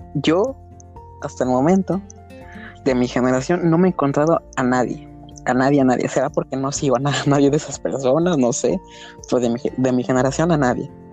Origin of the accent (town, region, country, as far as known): Mexico